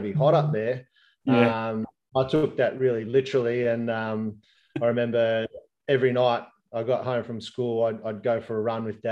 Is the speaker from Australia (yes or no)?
yes; Albury, New South Wales, Australia; I grew up in Albury